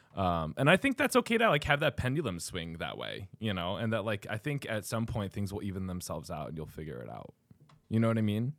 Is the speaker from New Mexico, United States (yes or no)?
yes; Albuquerque, New Mexico, United States; moved away as an adult; also born or lived in New York / Chicago; now in Cedar Rapids, United States; Albuquerque, New Mexico, but I moved here from New York.